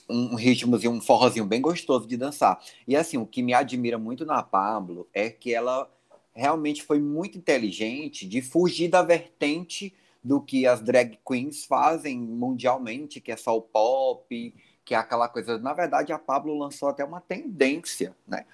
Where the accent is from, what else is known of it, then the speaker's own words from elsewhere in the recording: Teresina, Piauí, Brazil; Teresina, Piauí